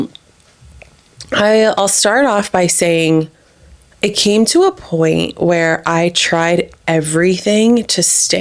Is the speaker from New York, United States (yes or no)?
no; New Jersey, United States; moved away as an adult; also born or lived in Miami; now in Austin, United States; I'm from New Jersey, a couple towns away from Marissa